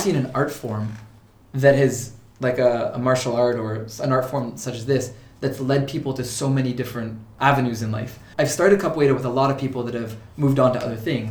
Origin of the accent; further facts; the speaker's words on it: Ontario, Canada; moved away as an adult; also born or lived in Portugal / Toronto; now in Cork, Ireland; I was born in Portugal but raised in Canada